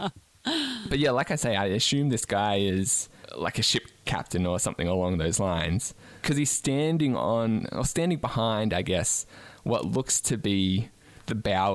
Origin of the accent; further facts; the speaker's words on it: Australia; As an Australian